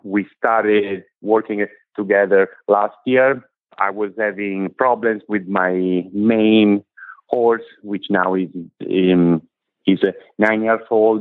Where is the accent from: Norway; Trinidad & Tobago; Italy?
Italy; moved away as an adult; now in United States; I come from Italy. I am 41. I moved in this country 10 years ago